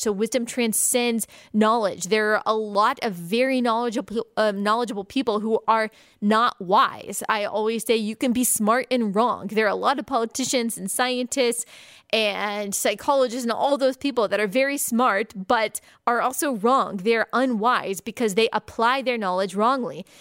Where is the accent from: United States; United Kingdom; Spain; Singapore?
United States; American Christians